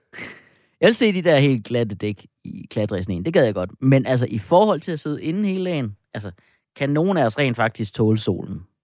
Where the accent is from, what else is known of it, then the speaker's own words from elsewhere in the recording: Jutland, Denmark; accent: Jutlandic; jeg er jo jyde